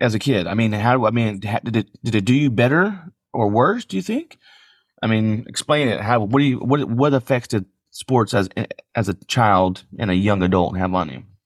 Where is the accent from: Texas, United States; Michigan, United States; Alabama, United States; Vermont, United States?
Texas, United States; San Antonio; I grew up in San Antonio.